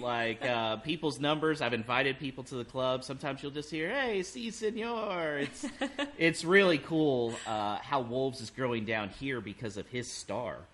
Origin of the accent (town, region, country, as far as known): Houston, Texas, United States; accent: American